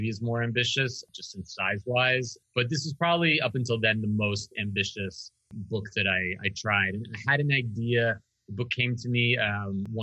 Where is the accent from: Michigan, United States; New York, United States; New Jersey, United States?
New York, United States; New York City; I grew up in New York City, not in Manhattan